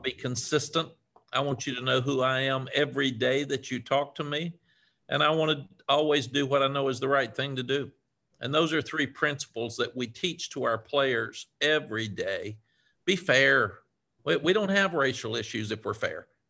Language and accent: English; Cookeville, Tennessee, United States; moved away; I was raised in a small town in, in Tennessee, Cookville, Tennessee.